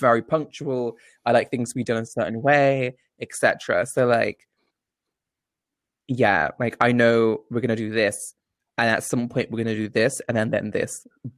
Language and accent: English; India; Like, I'm Indian. I eat everything with my fucking hands.